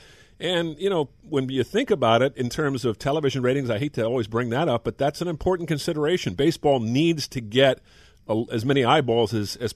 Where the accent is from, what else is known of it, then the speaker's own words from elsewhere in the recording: the Bay Area, California, United States; I grew up in the Bay Area